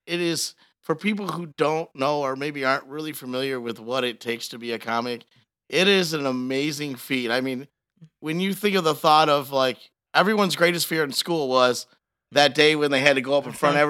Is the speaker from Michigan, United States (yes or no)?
yes; Detroit, Michigan, United States; I'm from Detroit.